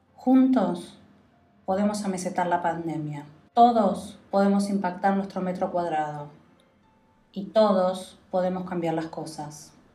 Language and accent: Spanish; Argentina; somos los ciudadanos argentinos